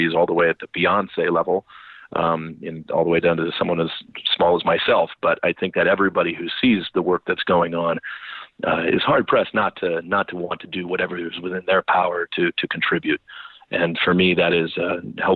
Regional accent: St. Helena, California, United States; I was raised in St. Helena, California. I grew up there

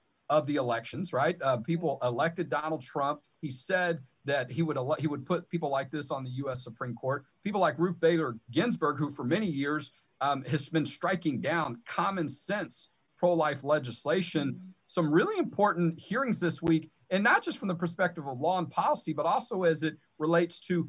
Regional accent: Houston, Texas, United States; the areas where I grew up in Houston.

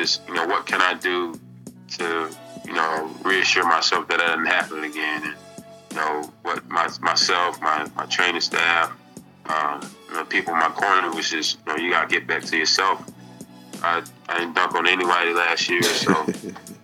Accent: Kelford, North Carolina, United States; growing up in Kelford, going to a mid-major school, going to a high school that no one ever heard

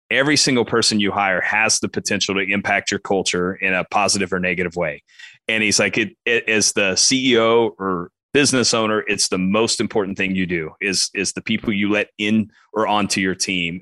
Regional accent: Western Kansas, United States; grew up, as you said, grew up in Western Kansas, uh, about three and a half hours west of Topeka.

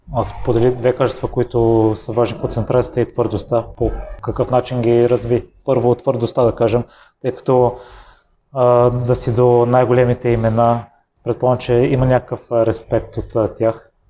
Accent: Bulgaria; moved away; аз съм от Козодой, който е още по-малък град и в периода, в който живеех там

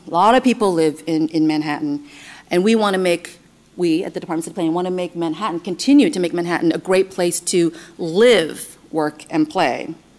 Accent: Taiwan; now in New York City, United States; Over 38% of New Yorkers uh, were born abroad, including myself. I was born in Taiwan

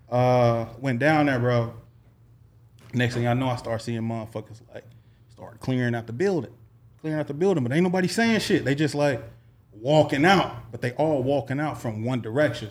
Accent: Little Rock, Arkansas, United States; moved away; I hail from Little Rock, Arkansas, man. five oh one to the death of me

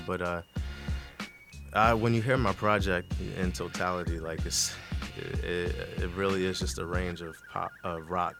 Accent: Camden, New Jersey, United States; I'm from Camden, New Jersey.

